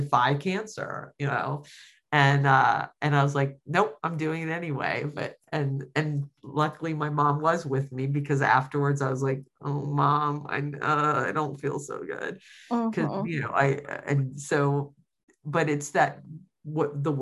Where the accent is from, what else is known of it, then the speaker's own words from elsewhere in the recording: Virginia Beach, Virginia, United States; moved away; also born or lived in Richmond, Virginia; it was really special to be in my hometown, and all my high school friends came